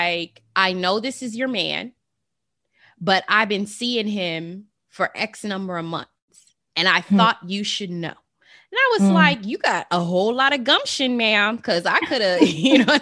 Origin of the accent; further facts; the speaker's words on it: Las Vegas, Nevada, United States; I'm from Las Vegas, the city of sin